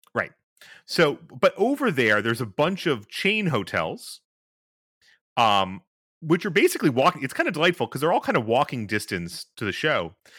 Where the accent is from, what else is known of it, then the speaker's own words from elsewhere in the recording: New York, United States; I'm from New York